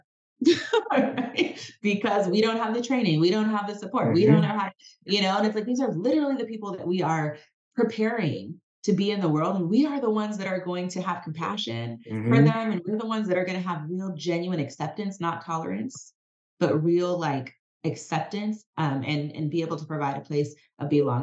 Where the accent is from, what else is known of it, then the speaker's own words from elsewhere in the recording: United States; also born or lived in California; as an American, born in America, as a Black woman